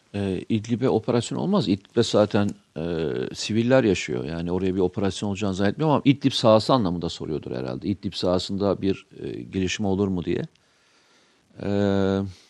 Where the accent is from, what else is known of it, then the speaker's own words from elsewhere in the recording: Samsun, Turkey; Ben Samsunluyum.